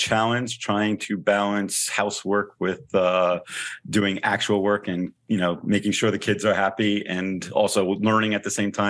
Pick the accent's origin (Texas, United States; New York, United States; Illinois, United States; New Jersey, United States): New Jersey, United States; So I'm originally from New Jersey, was raised being a Knicks fan, still root for the Knicks.